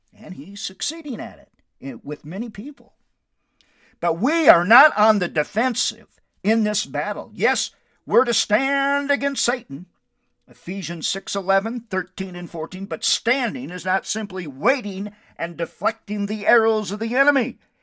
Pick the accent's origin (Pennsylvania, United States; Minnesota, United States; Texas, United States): Minnesota, United States; Windom; now in Albuquerque, United States; My hometown is Wyndham, Minnesota, which I love so very much.